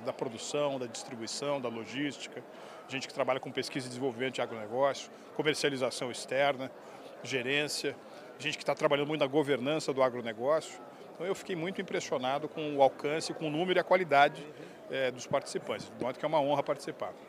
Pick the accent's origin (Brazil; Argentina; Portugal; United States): Brazil; São Paulo; nasci em São Paulo, uh, cresci no bairro das Perdizes